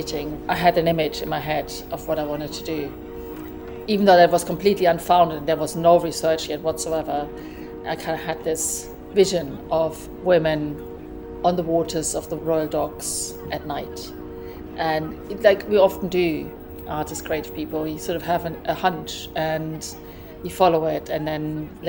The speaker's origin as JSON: {"language": "English", "country": "Germany", "also_born_or_lived": "Hackney, London", "moved": "as an adult", "lives_now": "London, United Kingdom", "said": "based in Hackney, where I've been living pretty much for most of my adult life. I'm originally from Germany, but moved here about 30 years ago."}